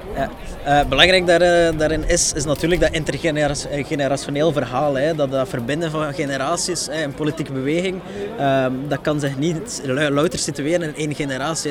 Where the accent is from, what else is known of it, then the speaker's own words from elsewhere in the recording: Antwerp, Flanders, Belgium; Ik kom ook uit Antwerpen